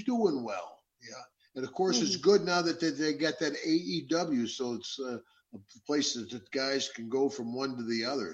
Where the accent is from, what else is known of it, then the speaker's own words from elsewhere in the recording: Glens Falls, New York, United States; I'm from Glens Falls, New York, which is on the other side of the state